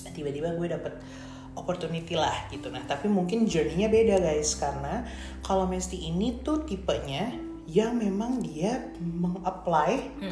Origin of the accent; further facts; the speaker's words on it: Indonesia; moved away as an adult; kita waktu di Indonesia di, dari kecil kita juga dididik untuk kayak wah bule bule bule gitu